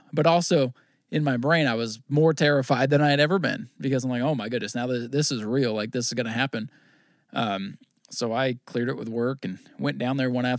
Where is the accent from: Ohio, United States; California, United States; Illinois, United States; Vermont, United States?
Vermont, United States; I grew up in Vermont, watched Thunder Road, watched, you know, Plattsburgh, all this stuff.